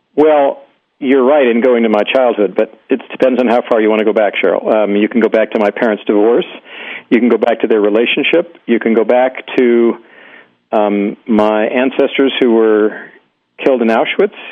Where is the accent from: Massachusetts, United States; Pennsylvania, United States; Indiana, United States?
Indiana, United States; Indianapolis; i was born in America, and uh, but my parents had just come over from Europe, fleeing Hitler, and um, and I think I knew from, the very beginning that I was I was not an American. I was I was global, and my parents happened to have landed in Indiana.